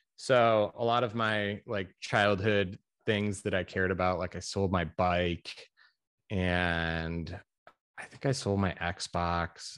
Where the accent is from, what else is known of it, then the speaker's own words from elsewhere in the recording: Chicago suburbs, Illinois, United States; moved away as an adult; now in Greensboro, United States; I am from the Chicago suburbs in Illinois